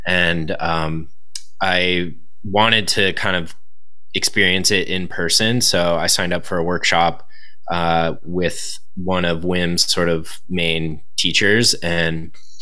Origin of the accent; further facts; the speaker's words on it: Southern California, United States; being a surfer growing up in Southern California